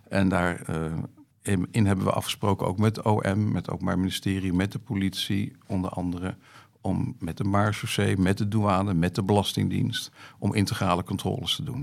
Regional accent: The Hague, South Holland, Netherlands; moved away as an adult; also born or lived in Haarlem; now in Schouwen-Duiveland, Netherlands; ik ben geboren en getogen in Den Haag

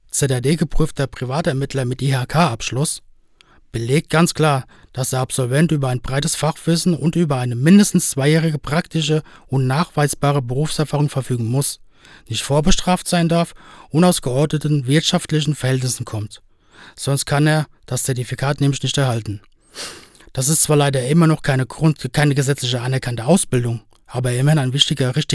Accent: Spain; now in Berlin, Germany; Das ist zum Beispiel in Österreich zwingend so und auch in meiner Heimat Spanien.

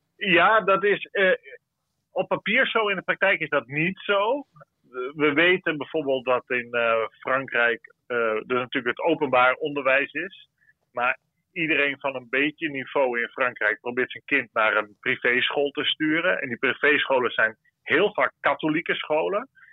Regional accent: Netherlands; voor ons als Nederlanders

